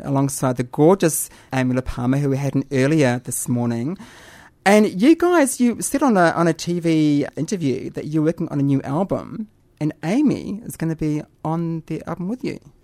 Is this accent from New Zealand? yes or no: yes; New Zealand; growing up in New Zealand